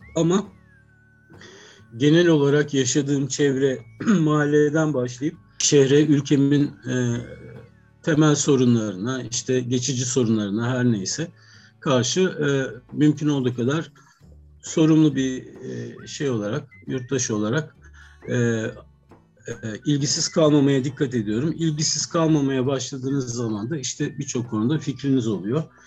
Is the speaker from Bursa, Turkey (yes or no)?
no; Ankara, Turkey; 70'li yıllarda çok küçükken Ankara'da e, Zengin Mutfağı'nı seyretmiştim.